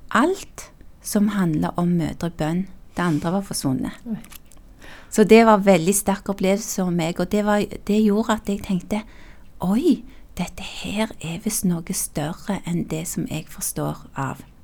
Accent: Tau, Rogaland, Norway; born or raised there; also born or lived in South Korea

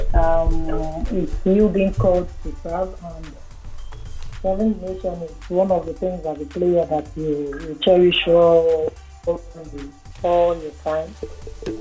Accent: Lagos, Nigeria; I grew up in Lagos, First Park Town to be precise

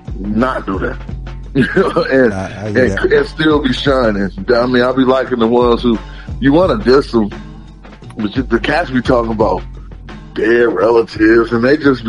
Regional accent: Oakland, California, United States; I'm from the Oakland straight up

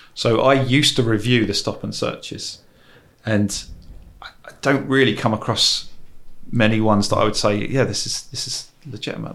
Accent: England, United Kingdom; As an English person

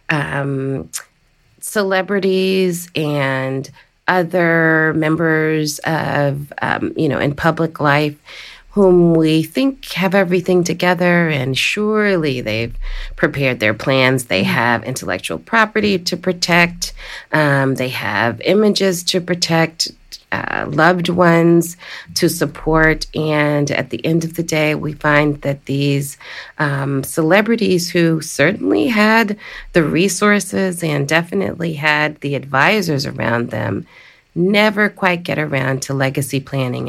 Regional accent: Washington, District of Columbia, United States; the District of Columbia, my hometown

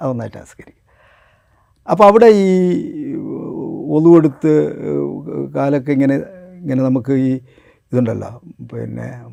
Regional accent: Kuttiady, Kerala, India; also born or lived in Nadapuram; ഞാൻ കുറ്റ്യാടി എൻ്റെ പോറ്റ് നാടാണ് എൻ്റെ ജന്മനാട് നാദാപുരമാണ്

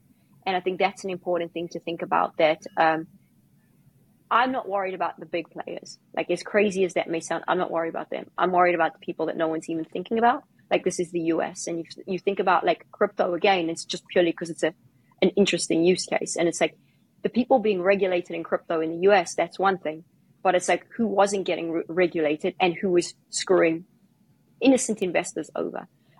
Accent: South Africa; I was involved in crypto for a long time because I came from South Africa.

